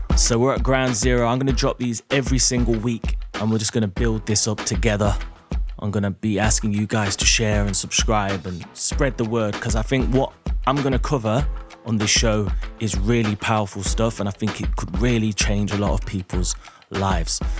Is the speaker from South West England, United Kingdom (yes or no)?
no; Derby, East Midlands, United Kingdom; moved away as an adult; also born or lived in London; I was born in Derby in the Midlands